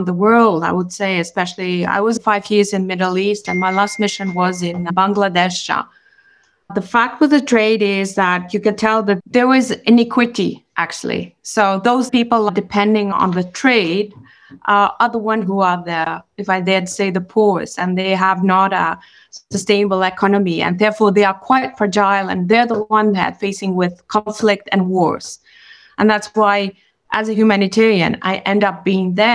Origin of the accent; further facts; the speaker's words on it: Kosovo; moved away as an adult; now in Geneva, Switzerland; I'm from Kosovo and I've been myself a refugee. So I landed in Switzerland in 92. I was in the class, I was 18 years old